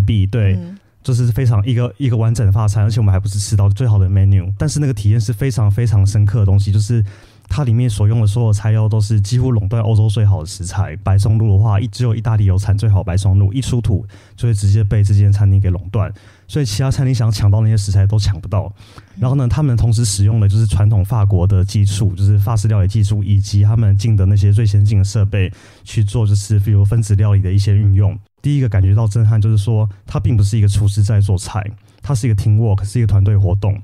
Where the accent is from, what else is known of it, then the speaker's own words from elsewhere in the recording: Taiwan; also born or lived in Paris, France; 我们台湾人广义中文就是欧洲加美国